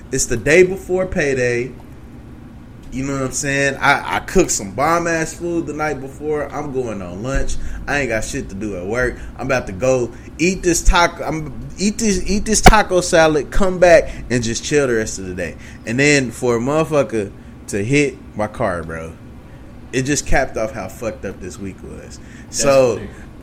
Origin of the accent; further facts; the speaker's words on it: Oklahoma, United States; my home state